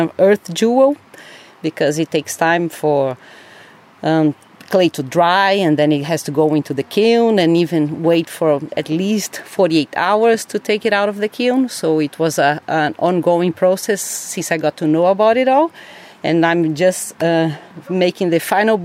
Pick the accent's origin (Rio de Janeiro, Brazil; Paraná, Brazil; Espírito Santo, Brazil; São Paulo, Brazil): São Paulo, Brazil; moved away; I'm from Brazil, from São Paulo, the biggest city in Brazil, in South America, born and raised